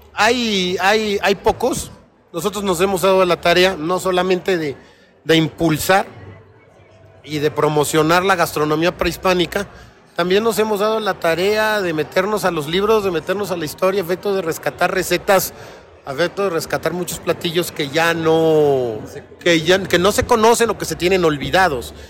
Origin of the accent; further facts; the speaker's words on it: Mexico; siendo aún mexicanos